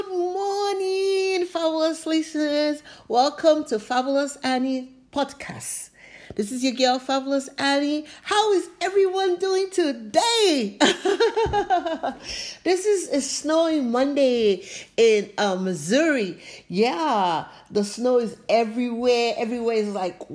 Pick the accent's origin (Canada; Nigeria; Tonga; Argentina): Nigeria; moved away as an adult; now in United States; I grew up in Nigeria.